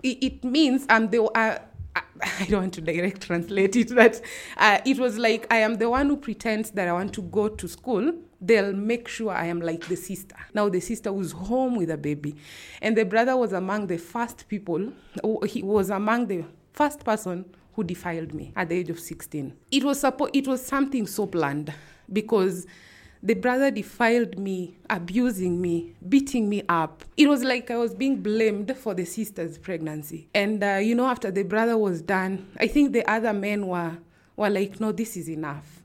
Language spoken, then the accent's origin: English; Nairobi, Kenya; moved away as an adult; also born or lived in Kajiado; growing up in Kibera